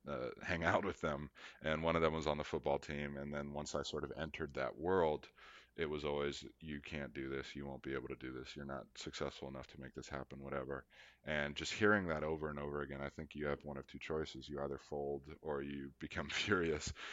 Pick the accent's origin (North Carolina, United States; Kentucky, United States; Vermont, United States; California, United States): North Carolina, United States; Charlotte; coming from Charlotte, North Carolina